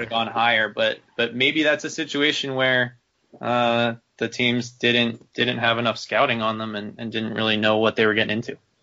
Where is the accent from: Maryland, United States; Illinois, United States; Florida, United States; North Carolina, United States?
Maryland, United States; growing up in Maryland